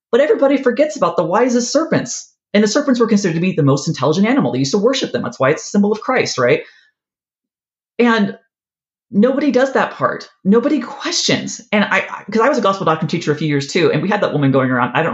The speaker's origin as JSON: {"language": "English", "region": "California", "country": "United States", "tie": "born or raised there", "also_born_or_lived": "Ohio", "said": "I didn't grow up here. I grew up in California and yeah. in Ohio, and then we moved here."}